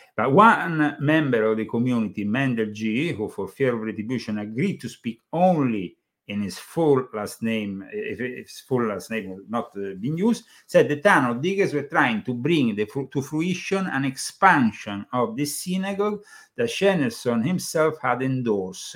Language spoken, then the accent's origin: English; Italy; English is a second language; moved away as an adult; now in United States; I come from Italy